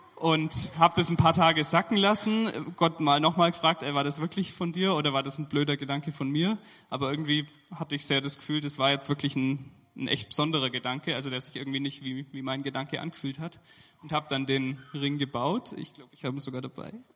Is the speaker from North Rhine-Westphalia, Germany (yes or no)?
no; Allgäu, Bavaria, Germany; moved away as an adult; now in Dresden, Germany; ich bin sehr verwurzelt, da wo ich herkomme aus dem Allgäu